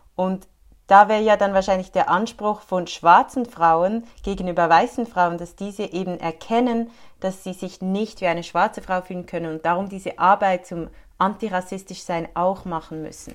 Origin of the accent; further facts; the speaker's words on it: Switzerland; bei uns in der Schweiz